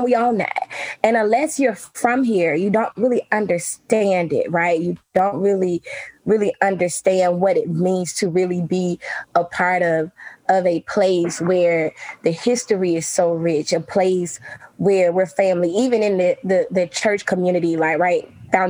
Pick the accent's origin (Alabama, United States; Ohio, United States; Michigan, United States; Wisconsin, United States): Alabama, United States; Selma; I'm from Selma.